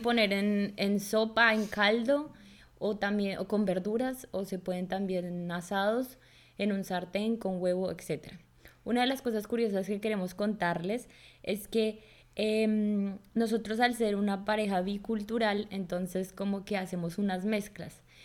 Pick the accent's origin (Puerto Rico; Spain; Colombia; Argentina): Colombia; now in Germany; una colombiana